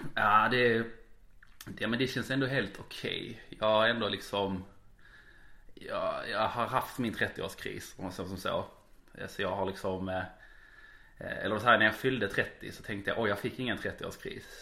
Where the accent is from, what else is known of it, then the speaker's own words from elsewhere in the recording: Malmö, Skåne, Sweden; jag faktiskt är en born and raised malmit